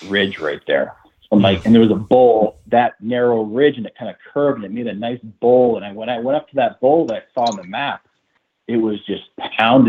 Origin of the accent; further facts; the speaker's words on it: New Hampshire, United States; my home state